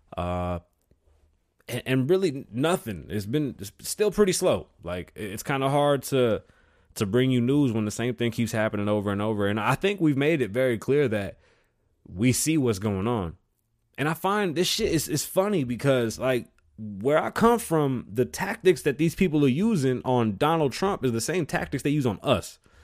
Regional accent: Puerto Rico; being Puerto Rican, you know, I'm from the Caribbean

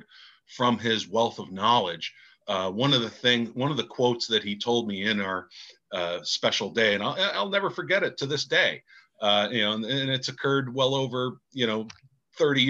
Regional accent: Pittsford, New York, United States; growing up in Pittsford, New York was great

